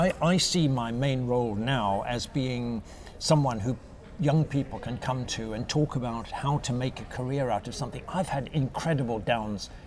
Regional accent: Zimbabwe; moved away; also born or lived in South Africa; I was born and brought up in South Africa and Zimbabwe, what was then Rhodesia

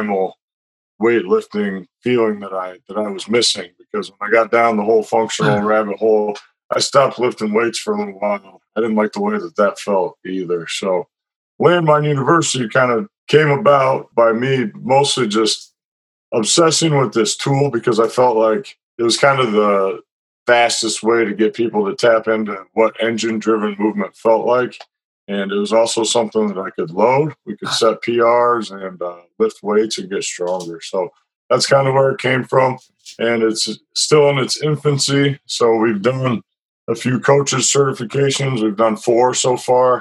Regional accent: Iowa City, Iowa, United States; moved away as an adult; now in San Diego, United States; I'm from Iowa City, Iowa, where I grew up.

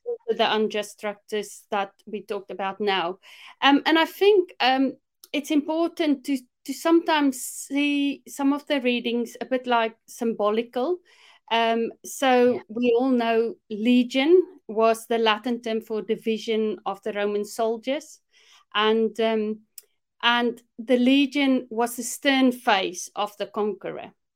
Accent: South Africa; moved away as an adult; now in United Kingdom; growing up in South Africa, one thing for sure, growing up in the apartheid regime

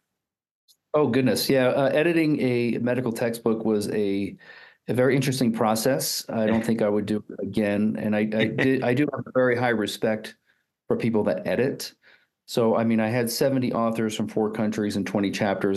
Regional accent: East Coast, United States; moved away as an adult; also born or lived in Houston, Texas / Utah; now in Colorado Springs, United States; I'm I'm originally from the East Coast

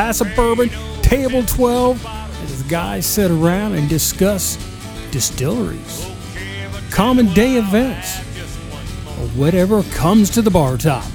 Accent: Dearborn County, Indiana, United States; Dwayne and I grew up in Dearborn County

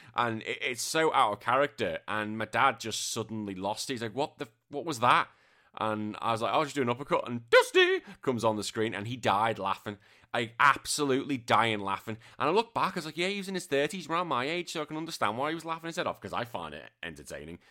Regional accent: England, United Kingdom; now in Australia; I'm British and I'm English

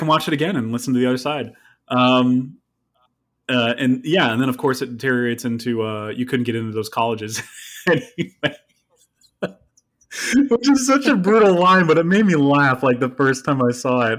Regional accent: upstate New York, United States; I was born in upstate New York, where it's more tolerable

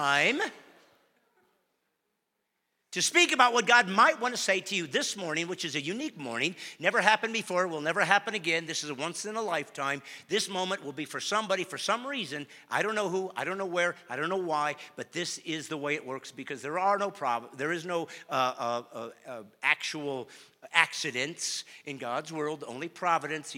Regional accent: Bremen, Indiana, United States; I was born in a small town in Indiana called Bremen, Indiana

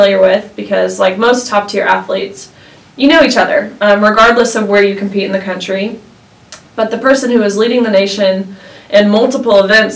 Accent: Tennessee, United States; I'm from Tennessee, where there are lots of lakes around

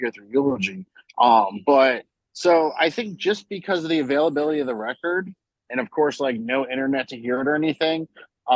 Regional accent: Florida, United States; we're from Florida. We have this band.

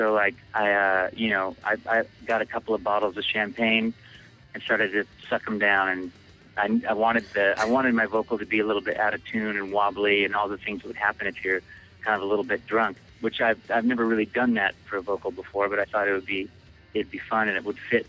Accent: Bellingham, Washington, United States; born or raised there; also born or lived in Seattle

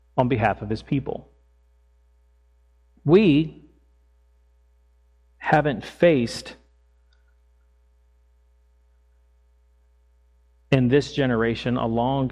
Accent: Fredericksburg, Virginia, United States; I grew up in Fredericksburg, Virginia, just south of Washington, D.C., filled with history.

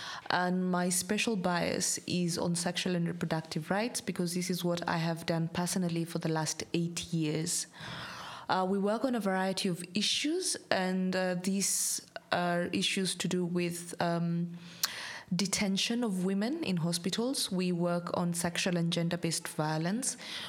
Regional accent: Kenya; I am Kenyan by nationality.

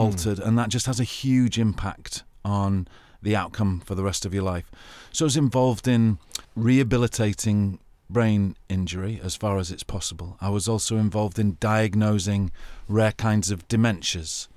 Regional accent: England, United Kingdom; accent: English; I'm an English guy with a very attractive English accent

